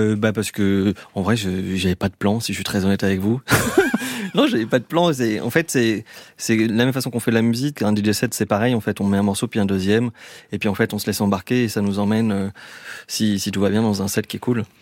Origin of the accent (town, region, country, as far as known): Lyon, Auvergne-Rhône-Alpes, France; moved away as an adult; now in Vallée de Chevreuse, France